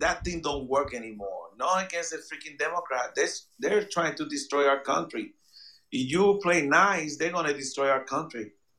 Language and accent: English; United States; and I'm gonna do it here as a civilian. As an American that I should.